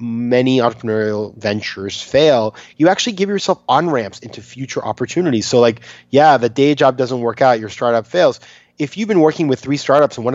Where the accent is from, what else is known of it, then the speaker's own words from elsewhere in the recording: Maine, United States; I'm from Maine, so we grew up in these sort of places